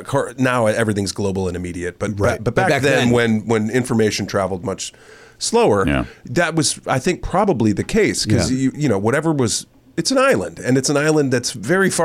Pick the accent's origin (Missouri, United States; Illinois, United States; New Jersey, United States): Missouri, United States; St. Louis; now in Los Angeles, United States; I grew up in St. Louis, Missouri, on KSHE-95